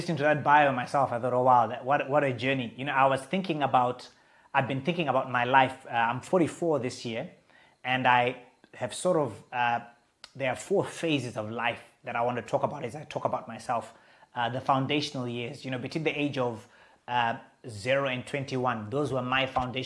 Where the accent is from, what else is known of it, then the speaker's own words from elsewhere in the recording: Zimbabwe; also born or lived in Blantyre, Malawi; Malawi, the nation of Malawi. I was born there. And for the next 5 years, I would live in Malawi. And then in 1981, our family would relocate to Zimbabwe. And so I have these two nations that have really forged who I am today, my birth nation and then my upbringing nation.